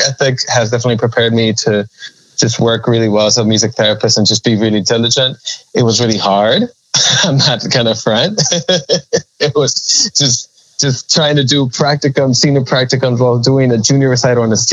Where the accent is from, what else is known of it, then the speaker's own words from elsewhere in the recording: Miami, Florida, United States; first language Spanish; also born or lived in Nicaragua; So I was born here in Miami, Florida. My family's from Nicaragua. I spent my childhood in Nicaragua from ages 2 to 5. So born in Miami, moved to Nicaragua for a few years, then came back